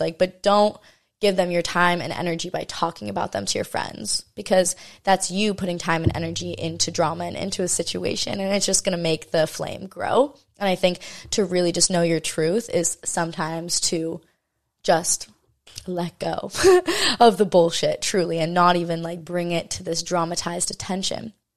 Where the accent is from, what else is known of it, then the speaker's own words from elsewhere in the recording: Maui, Hawaii, United States; this is my hometown, you know, this is where I'm born and raised, o, on the island of Maui in Hawaii.